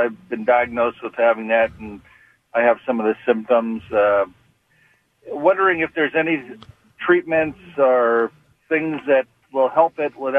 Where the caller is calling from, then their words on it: Marysville, Washington, United States; We're up in Marysville, so we're a little bit north